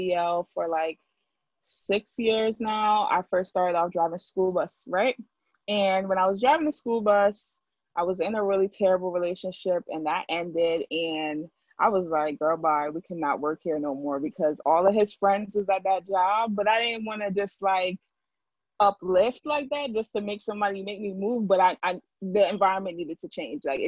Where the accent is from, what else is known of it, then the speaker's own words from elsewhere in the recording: Jamaica; now in Hartford, United States; I come from the Hartford area, but I'm originally from Jamaica